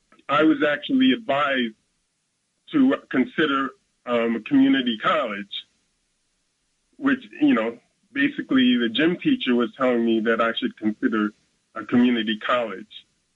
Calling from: Brooklyn, New York, United States; Yes, I'm … from Brooklyn.

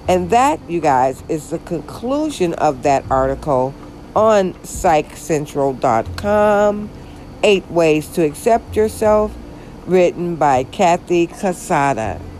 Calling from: Georgia, United States; And I'm actually recording from Georgia, the state of Georgia.

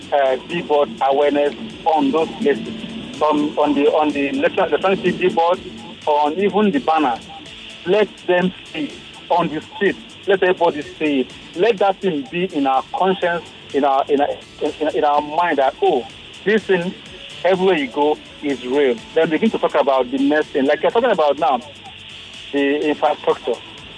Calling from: Ayobo, Lagos, Nigeria; And I'm calling you from Ayobo at the moment.

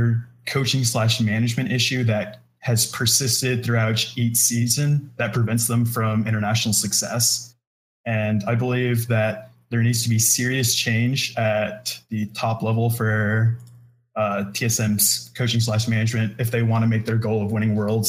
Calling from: Austin, Texas, United States; Hey, I'm calling from Austin.

